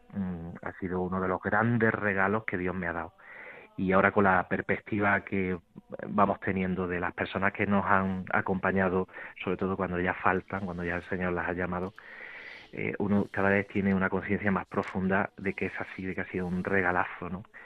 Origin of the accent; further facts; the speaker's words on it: Aguilar de la Frontera, Andalusia, Spain; del pueblo donde yo me crié, de donde soy, de Aguilar de la Frontera